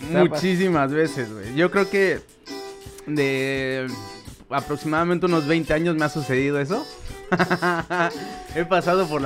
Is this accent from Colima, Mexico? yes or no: no; Mexico City, Mexico; moved away; yo soy del DF. Entonces ahí, ahí estuve como por 20 años